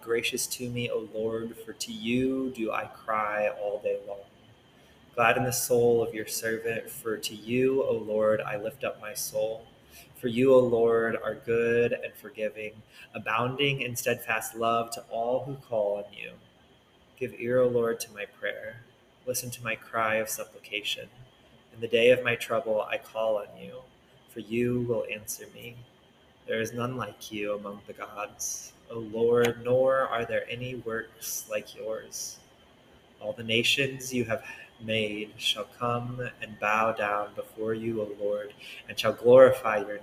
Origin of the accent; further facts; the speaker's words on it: Central Illinois, United States; now in Nashville, United States; a person born and raised in Central Illinois